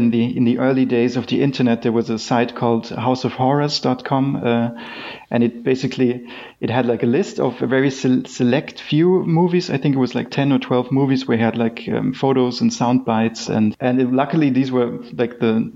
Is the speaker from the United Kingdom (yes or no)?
no; Graz, Styria, Austria; moved away; I'm from Austria. Originally grew up in Graz